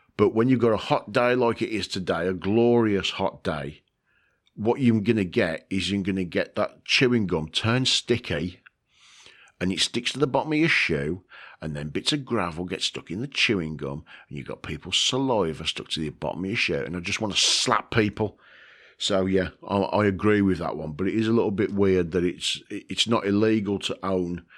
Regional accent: United Kingdom; from the good old UK, from my home country uh, that I love.

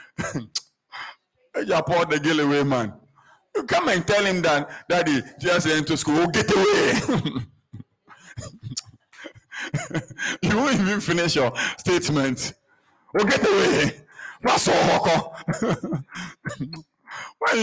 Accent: Accra, Greater Accra, Ghana; At age 6, in fact, I started primary school, so I was maybe 5. I was walking from Roman Ridge, through Kalkudi

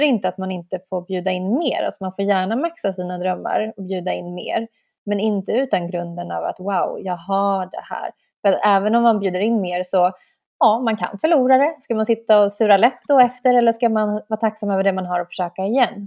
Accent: Stockholm, Stockholm County, Sweden; vi i Stockholm

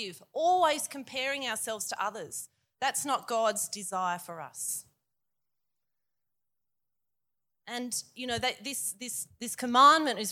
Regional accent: Queanbeyan, New South Wales, Australia; I'm from Queanbeyan.

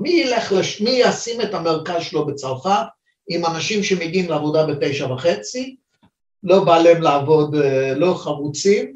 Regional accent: China; now in Israel; אני יליד סין, אז אני יודע מה זה התרבות הזאת

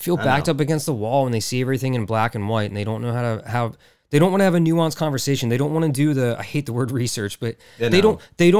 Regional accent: Texas, United States; Like, whatever. I'm from Texas. I'm used to it being hot.

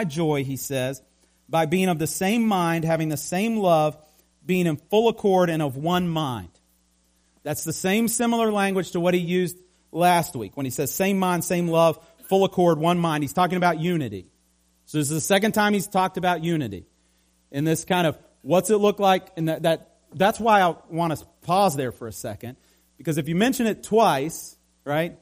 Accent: Appalachia, United States; we're Appalachian, many of us

